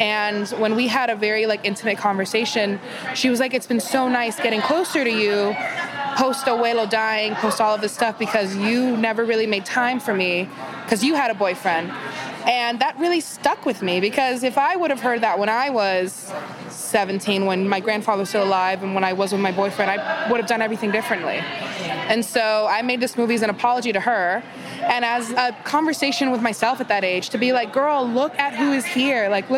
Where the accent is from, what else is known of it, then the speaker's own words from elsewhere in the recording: Miami, Florida, United States; moved away; When I'm Cuban from Miami, and it's so funny because my whole life, that Spanish, that Cuban Spanish is like half English, mm-hmm. half actual Spanish.